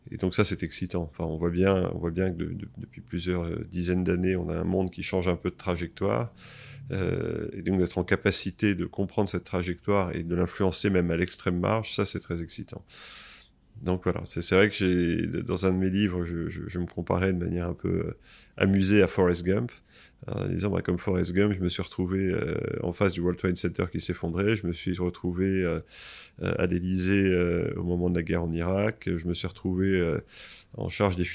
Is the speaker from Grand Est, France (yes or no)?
no; Versailles, Île-de-France, France; born there; j'ai 53 ans, je suis marié, j'ai quatre enfants, voilà pour l'état civil, mais c'est important. Je suis né à Versailles en mai 68.